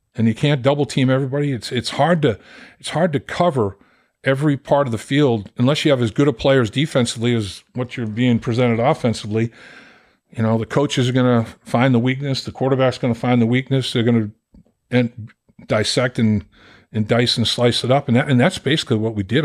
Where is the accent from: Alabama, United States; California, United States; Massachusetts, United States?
Massachusetts, United States; Boston; I'm from Boston